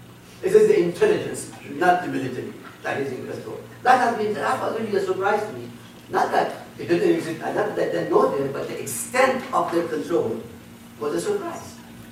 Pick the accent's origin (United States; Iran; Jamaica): Iran; born or raised there; moved away